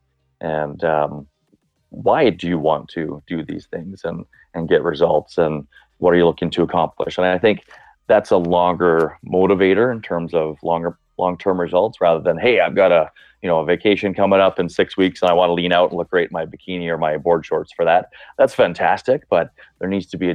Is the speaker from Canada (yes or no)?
yes; Brooks, Alberta, Canada; now in Calgary, Canada; I grew up in Brooks in the 90s as a teenager. So small town, southern Alberta